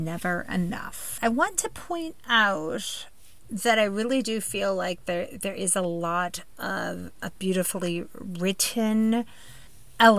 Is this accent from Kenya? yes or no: no; Midwest, United States; I'm a Midwesterner at heart